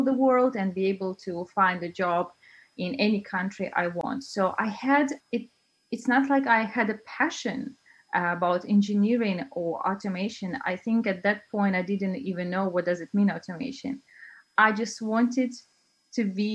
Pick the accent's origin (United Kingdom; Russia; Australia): Russia; also born or lived in China; now in Denmark; I'm originally from Russia, but I've been traveling around the world